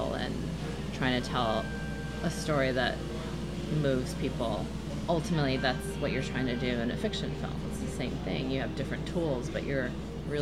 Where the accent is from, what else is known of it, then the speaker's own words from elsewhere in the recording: New Jersey, United States; I grew up in New Jersey